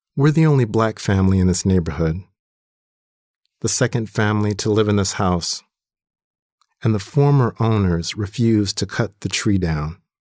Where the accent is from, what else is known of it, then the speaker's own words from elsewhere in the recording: Compton, California, United States; also born or lived in Atlanta, Georgia; now in Wisconsin, United States; When I was growing up in Compton